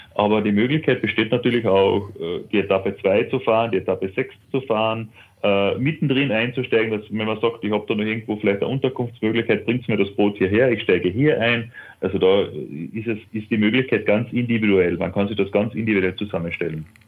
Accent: Carinthia, Austria; das ist auch ein kleinerer See bei uns in Kärnten

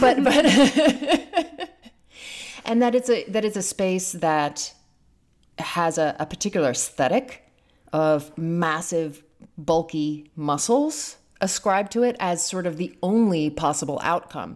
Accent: London, United Kingdom; I grew up in London in a relatively posh way

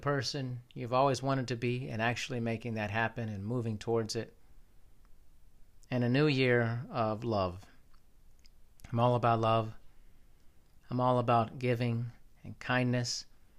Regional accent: Germany; born there; I was born in Germany. I've lived there a couple times.

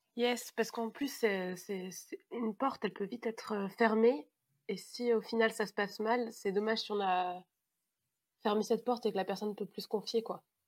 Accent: Savoie, Auvergne-Rhône-Alpes, France; now in Paris region, France; Je viens de la plus belle région du monde, je viens de Savoie, mais en ce moment, j'habite en région parisienne

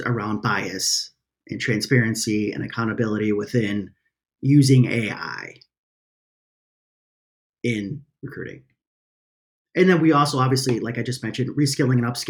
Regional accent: Chicago, Illinois, United States; I'm from Chicago

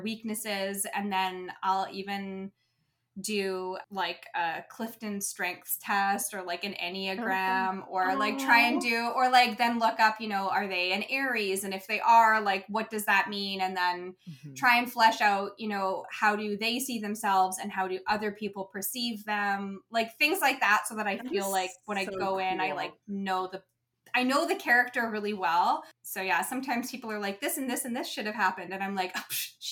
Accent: Canada; we always had the Canadian Finals rodeo in the city that I grew up

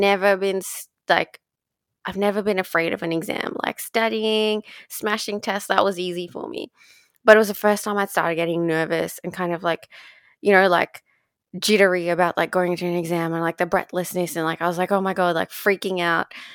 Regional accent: Dubai, United Arab Emirates; growing up in Dubai

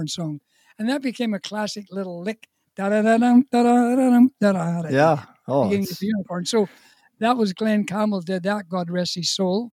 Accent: Ballymena, Northern Ireland, United Kingdom; also born or lived in Calgary / Prince Edward Island; now in Canada; we came from the town of Ballymena

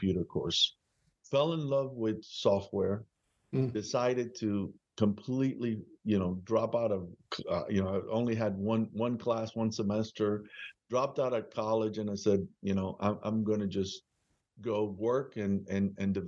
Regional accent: Perth Amboy, New Jersey, United States; also born or lived in Cuba / Union City, New Jersey; If I think of a hometown, it's really Perth Amboy, New Jersey.

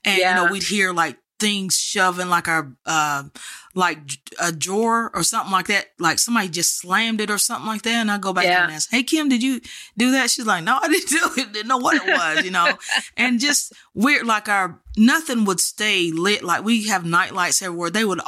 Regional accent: Texas, United States; I'm from Texas, you know.

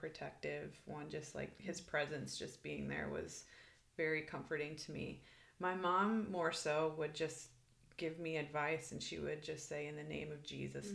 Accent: Iowa, United States; moved away as an adult; also born or lived in Arizona; now in Redding, California, United States; I am originally from Iowa. I moved to Arizona

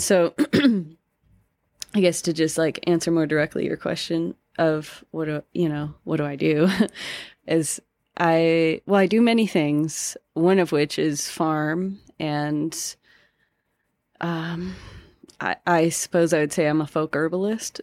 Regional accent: Denver, Colorado, United States; I'm from Colorado, currently live in Colorado still. Um, from Denver and have always lived here

